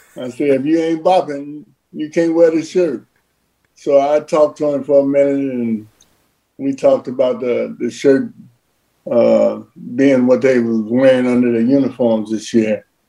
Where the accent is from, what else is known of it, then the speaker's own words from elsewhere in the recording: Cincinnati, Ohio, United States; athletes that come from Cincinnati. It was uh, Pete and myself.